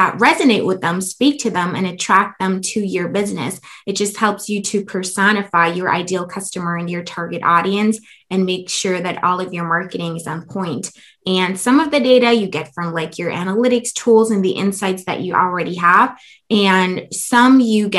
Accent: Germany; moved away as an adult; now in United States; I come from Germany

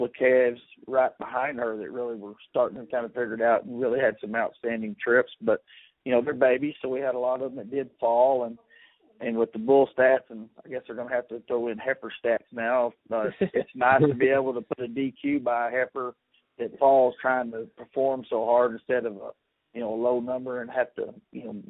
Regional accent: East Texas, United States; I grew up in East Texas

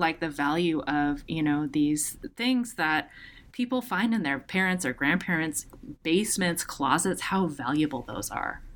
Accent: Seattle, Washington, United States; I'm from Seattle, and my family has really long roots in the city

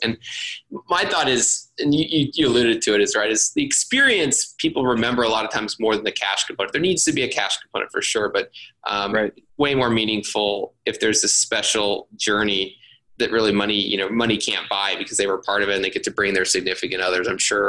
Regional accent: Austin, Texas, United States; I was super fortunate that I grew up in Austin

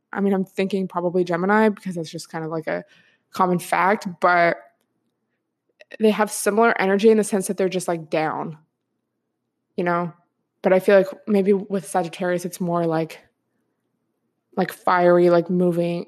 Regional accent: Washington, United States; moved away; I'm from Washington State, so I'm used to it raining a lot

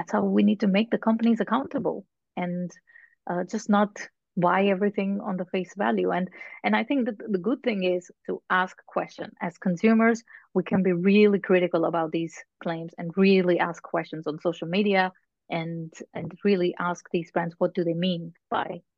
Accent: India; now in Netherlands; here in the Netherlands, I'm from India originally.

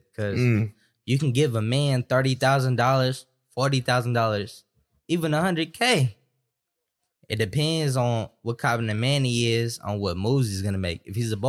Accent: Stockton, California, United States; I'm from Stockton, California.

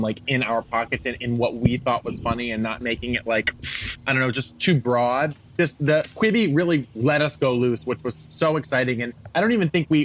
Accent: Rhode Island, United States; moved away as an adult; also born or lived in New York City; I'm from Rhode Island

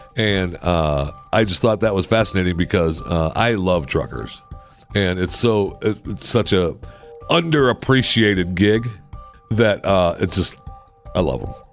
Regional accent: Michigan, United States; moved away; also born or lived in Pennsylvania / Texas; I was born in Michigan, and I got out of there as soon as possible

